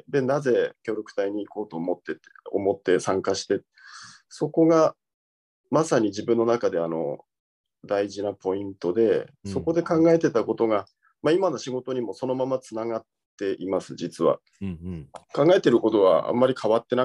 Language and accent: Japanese; Aomori, Japan; moved away as an adult; also born or lived in Tokyo / Botswana; now in Saitama, Japan; 出身青森で